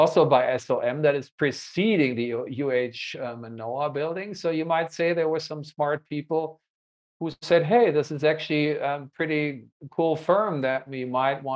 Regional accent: Hanover, Lower Saxony, Germany; the Nord LB in my hometown

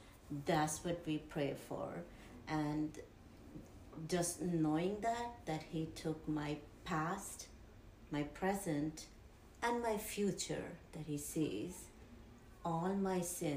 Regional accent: India

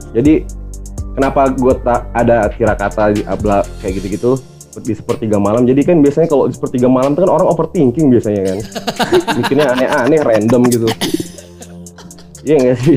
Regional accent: Kalimantan, Indonesia; now in Sleman, Indonesia; saya gedenya di Kalimantan. Em, sekarang domisili di Jogja

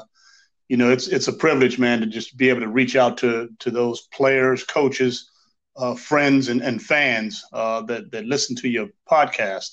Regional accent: Los Angeles, California, United States; moved away as an adult; now in Germany; I'm originally from California, Los Angeles, California, the hood, Crenshaw District area, you know. Okay. So I grew up in that gang banging era

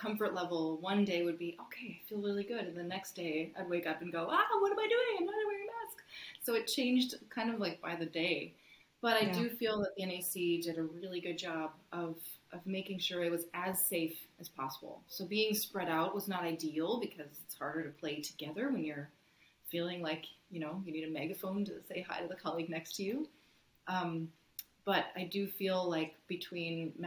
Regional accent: United States; moved away as an adult; also born or lived in Syracuse, New York; now in Ottawa, Canada

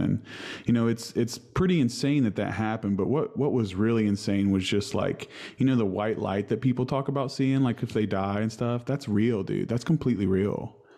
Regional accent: Huntington, West Virginia, United States; from Huntington, West Virginia.

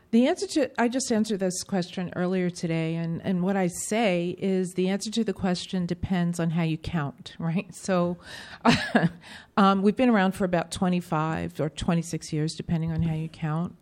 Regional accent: New York City, New York, United States; I grew up in New York City at a time when you couldn't graduate from public school without learning about music

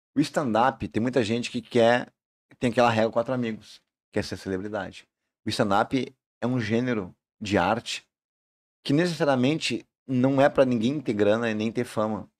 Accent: Brazil; eu sou do Salandia, sou da vila

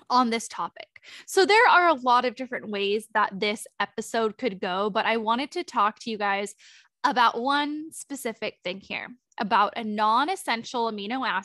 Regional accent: Sonoma, California, United States; Dilip and I have actually been out of town in Sonoma. Um, we were visiting um, my hometown and now we're back

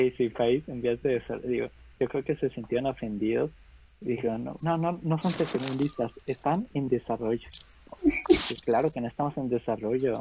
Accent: Mexico

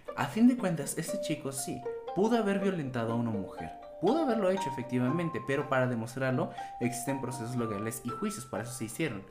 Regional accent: Mexico; para nosotros como mexicanos

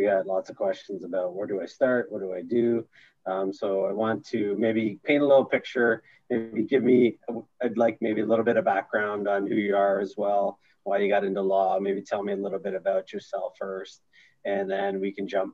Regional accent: Sudbury, Ontario, Canada; also born or lived in Orlando; I'm from Sudbury

